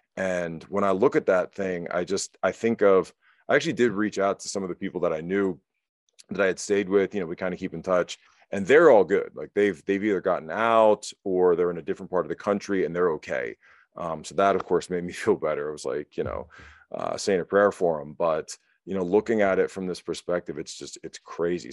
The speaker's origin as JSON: {"language": "English", "country": "United States", "also_born_or_lived": "Shanghai, China", "moved": "as an adult", "said": "I'm American"}